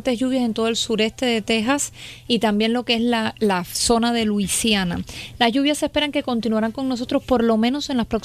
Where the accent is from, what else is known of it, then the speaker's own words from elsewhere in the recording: Cuba; now in Houston, United States; No, no, no, no, cubana, 100% cubana.